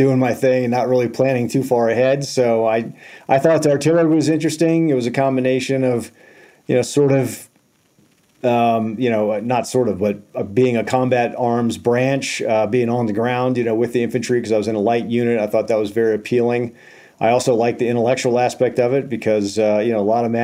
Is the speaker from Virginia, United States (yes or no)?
yes; Springfield, Virginia, United States; I grew up in Northern Virginia in Springfield, just on the Beltway